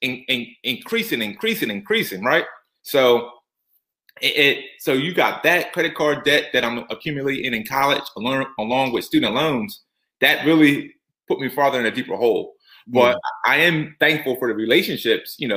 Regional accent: Norristown, Pennsylvania, United States; born and raised from Norristown, PA, which is probably about, 30 minutes outside of Philadelphia

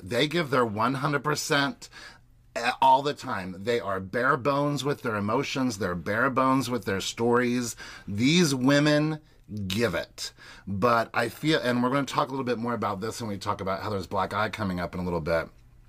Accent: Kentucky, United States; I'm from Kentucky.

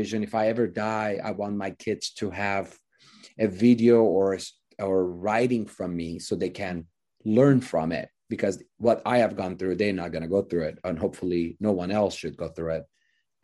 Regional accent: Iran; moved away as an adult; also born or lived in Hollywood, United States; now in United States; I was 30 days old, moved to Iran. My parents are Christian Armenian, so we were a minority in Iran.

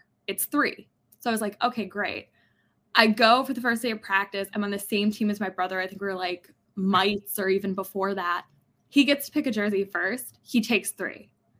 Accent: Chicago, Illinois, United States; I'm from Chicago

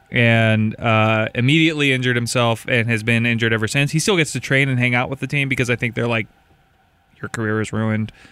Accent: Maple Valley, Washington, United States; I grew up in Maple Valley. What do I have to talk about?

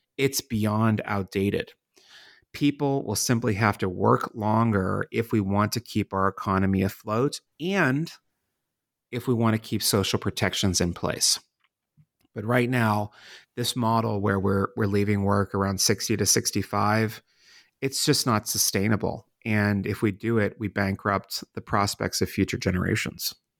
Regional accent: Pittsburgh, Pennsylvania, United States; moved away as an adult; also born or lived in Washington, D.C.; my home city of Pittsburgh, Pennsylvania, and my adopted city of Washington, D.C.

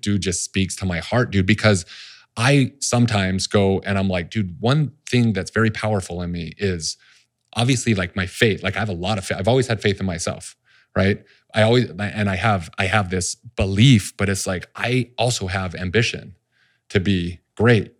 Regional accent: Salt Lake City, Utah, United States; I grew up in Salt Lake City

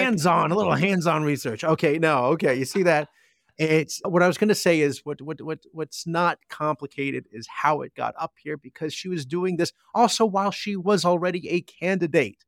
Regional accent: New Jersey, United States; moved away; my hometown in Jersey

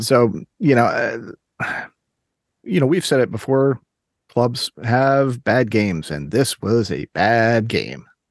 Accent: Maryland, United States; I grew up in Maryland

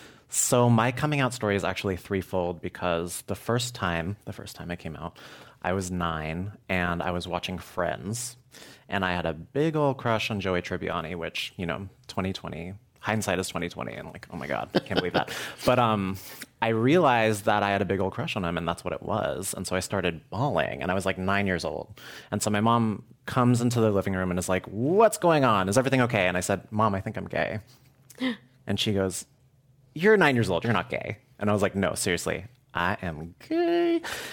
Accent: San Francisco, California, United States; So my grandpa was born and raised in Oakland, Chinatown, and my mom is from here.

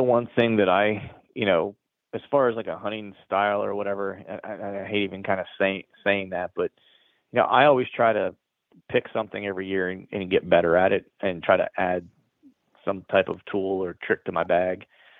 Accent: Pennsylvania, United States; And I grew up in Central/Western PA. So I'm a huge Steeler fan.

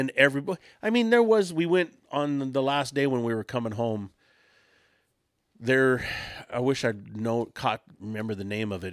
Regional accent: Southern California, United States; I'm from California

